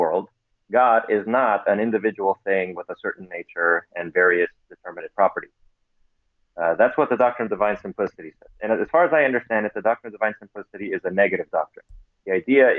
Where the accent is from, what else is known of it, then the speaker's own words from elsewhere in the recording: United States; My parents are Pentecostals from Romania, and so I grew up in the Romanian Pentecostal Church here in the American diaspora.